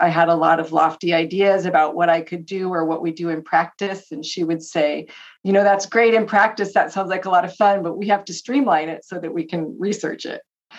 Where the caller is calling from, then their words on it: Tacoma, Washington, United States; I'm in Washington State, near Tacoma, Washington.